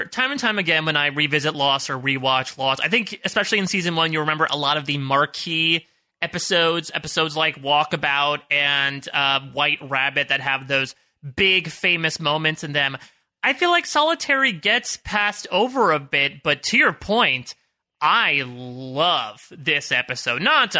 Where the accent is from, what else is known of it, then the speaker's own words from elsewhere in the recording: Connecticut, United States; Listen, I came from Connecticut. I was born in golf shorts